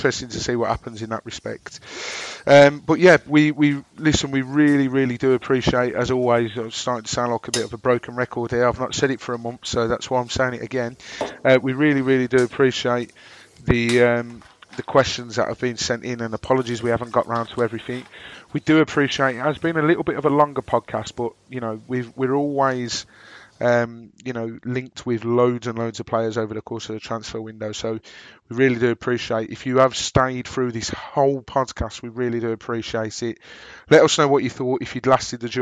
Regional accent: Birmingham, West Midlands, United Kingdom; accent: Brummy; my droning Brummy accent

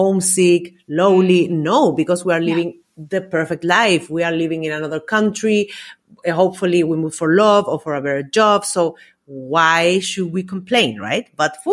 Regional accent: Valparaíso, Chile; moved away as an adult; also born or lived in Austria; now in Spain; I'm from Chile originally, and I moved to Austria in 2010. And after almost 8 years, we decided to move to Spain

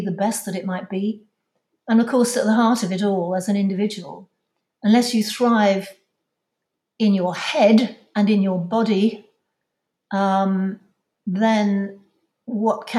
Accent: London, United Kingdom; I'm from London.

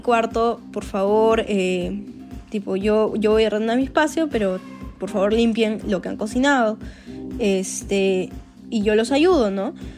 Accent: Peru; soy peruana y soy ingeniera industrial de la Universidad Católica

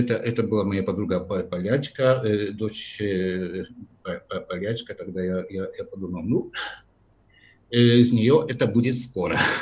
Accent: near Kraków, Lesser Poland, Poland; Russian is a second language; also born or lived in Brussels, Belgium; now in Warsaw, Poland; Я родился в Польше, в регионе Польши, который называют на польском Мавопольска. Маленькая Польша, это недалеко от города Краков.

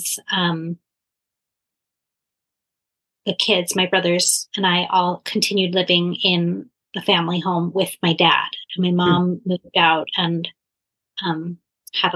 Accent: Philadelphia, Pennsylvania, United States; I grew up in Philadelphia

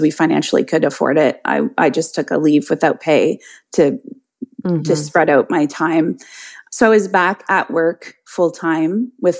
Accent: Canada; also born or lived in Ottawa; I am Canadian. I live in Ottawa, which is the capital city of our country

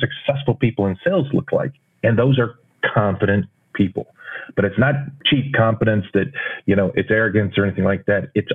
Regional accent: Texas, United States; growing up in Texas

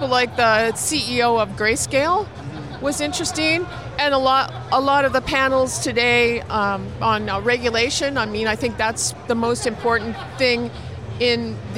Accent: Toronto, Ontario, Canada

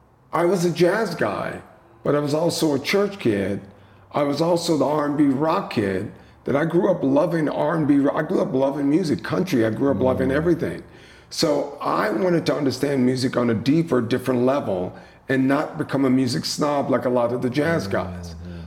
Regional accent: the South, United States; So growing up in the South, eating the best

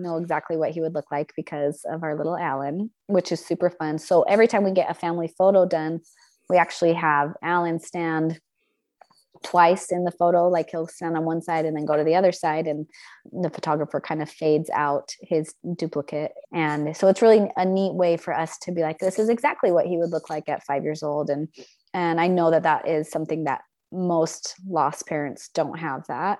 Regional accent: Logan, Utah, United States; also born or lived in Mexico / India / Paris, France; now in southern Utah, United States; So I am from Logan, Utah, originally. We've spent a lot of time all over the world. And so I've lived in Mexico and India and Paris, France. And my husband and I have spent the last several years in Southern Utah.

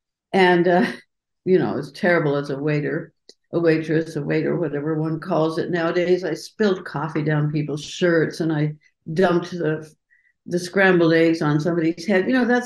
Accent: Colorado, United States; When I was growing up in Colorado

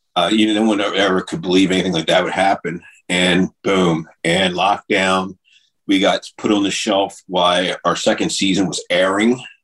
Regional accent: Delaware, United States; in a place called Fort Delaware here where I live in my home state

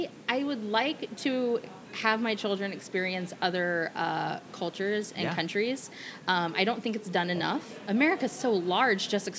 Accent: Hawaii, United States; growing up in Hawaii, I was very immersed in Asian culture.

